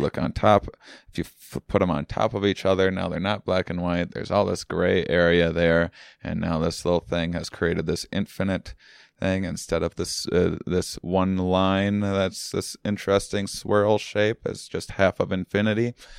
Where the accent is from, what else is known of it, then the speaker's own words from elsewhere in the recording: Wisconsin, United States; moved away; I'm from, uh, Wisconsin originally